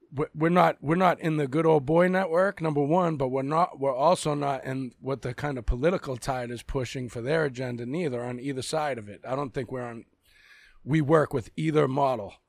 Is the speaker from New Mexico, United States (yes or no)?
no; Boston, Massachusetts, United States; accent: Boston; My real accent is a Boston accent.